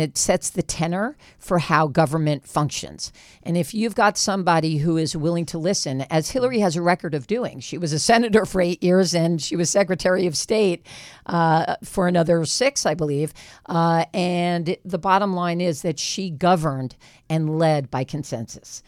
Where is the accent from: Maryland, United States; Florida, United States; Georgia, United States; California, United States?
California, United States; West Hollywood; I'm from West Hollywood, California